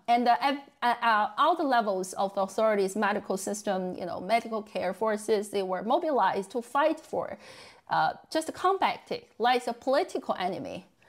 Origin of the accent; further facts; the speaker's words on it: Beijing, China; moved away; in my hometown city, Beijing